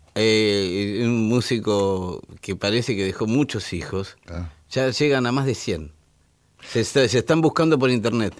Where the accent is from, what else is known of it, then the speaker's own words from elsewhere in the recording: Argentina; Donde yo nací, en, Malaber, estaba a seis manzanas de la Casa de Libertad Lamarque